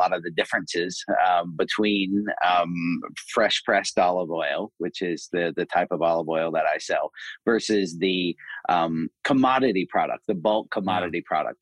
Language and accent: English; Asheville, North Carolina, United States; I'm from Asheville, North Carolina, so I grew up in the South